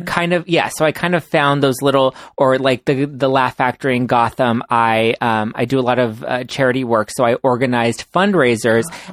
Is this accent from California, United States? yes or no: yes; Los Angeles, California, United States; I was born and raised in Los Angeles